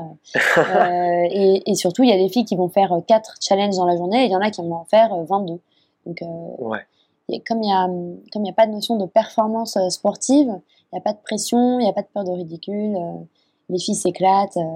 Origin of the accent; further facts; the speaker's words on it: Japan; identité européenne euh, qui était si, si, éloignée en fait de ce que tout ce que j'avais connu moi en grandissant au Japon